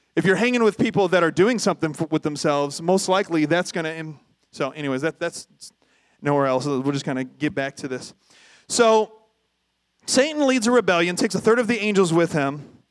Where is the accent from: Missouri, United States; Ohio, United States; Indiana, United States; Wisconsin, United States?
Ohio, United States; Toledo; I grew up in North Toledo